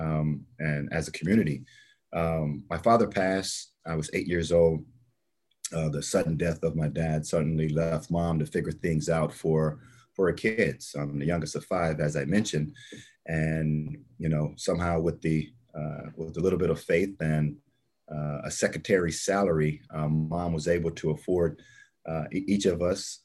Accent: Texas, United States; I grew up in Texas.

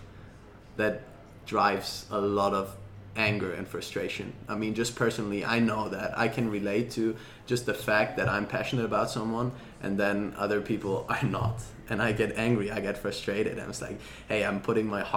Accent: Germany; I'm from Germany.

